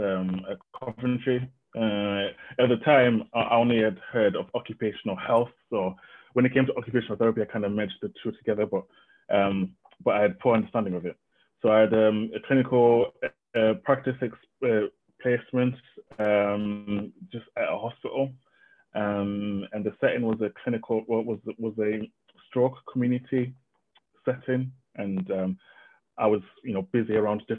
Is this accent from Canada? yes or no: no; Zimbabwe; I was born in Zimbabwe, but my mom is from Zambia, so a bit of mixed heritage there, but yeah, I think I'm Zimbabwean